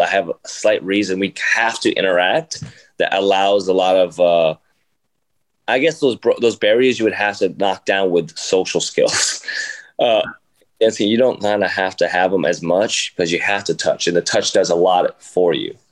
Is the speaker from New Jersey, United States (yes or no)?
yes; Jersey City, New Jersey, United States; I grew up in Jersey City, and it's inner city